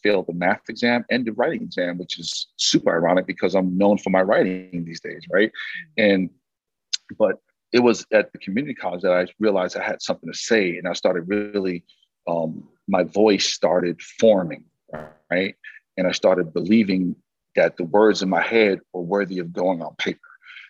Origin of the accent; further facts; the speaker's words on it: New York City, New York, United States; I grew up in Bushwick in Brooklyn, New York, and, you know, shout out to Bushwick and Brooklyn, of course, but it was a working class family, right? It was a very diverse community.